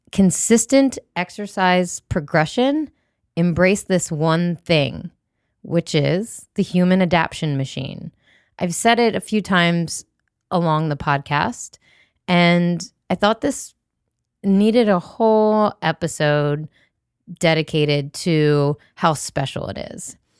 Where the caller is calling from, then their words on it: Alexandria, Virginia, United States; I'm recording from Alexandria, Virginia